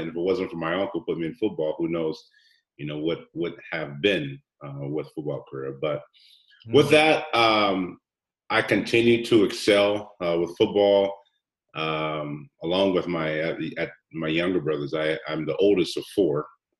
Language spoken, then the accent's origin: English; Hawaii, United States; born there; also born or lived in Germany / Seattle, United States; I was born in Hawaii, and so I lived in Hawaii 4 years. He was in the Army, and then 4.5 years later, we moved to Germany.